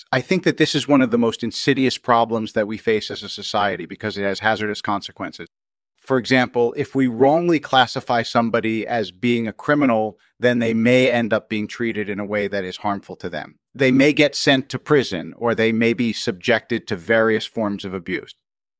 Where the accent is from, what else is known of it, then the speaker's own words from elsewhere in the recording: Baltimore, Maryland, United States; I was born and raised in Baltimore, Maryland